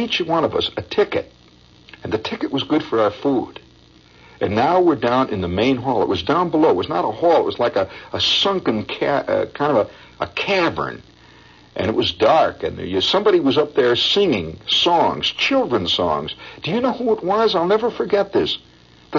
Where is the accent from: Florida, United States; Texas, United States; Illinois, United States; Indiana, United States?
Indiana, United States; I'm from Indiana